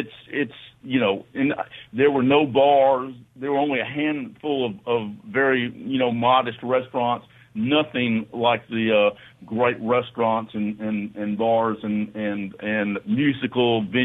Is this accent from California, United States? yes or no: no; Oxford, Mississippi, United States; I'm from Oxford. I grew up in Oxford. My grandparents and great grandparents were from Pontotoc, New Albany.